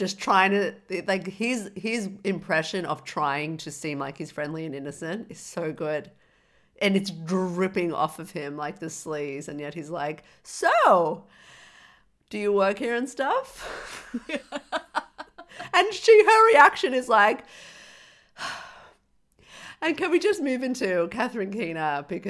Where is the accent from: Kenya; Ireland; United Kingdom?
Ireland; Dublin, Leinster; Well, I'm from Dublin, so I'm not retarded.